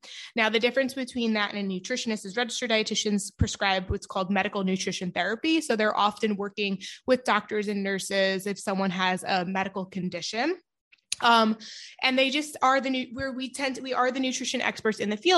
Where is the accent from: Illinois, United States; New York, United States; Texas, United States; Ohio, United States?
New York, United States; I'm from New York